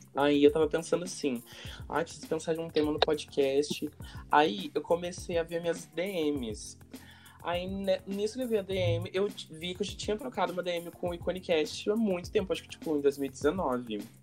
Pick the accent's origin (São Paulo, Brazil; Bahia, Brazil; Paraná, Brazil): São Paulo, Brazil; Eu sou de São Paulo